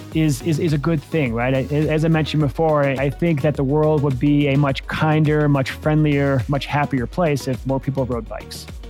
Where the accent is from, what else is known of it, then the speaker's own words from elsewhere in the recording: Eaton Rapids, Michigan, United States; now in Breckenridge, United States; I grew up in this little small town called Eaton Rapids, Michigan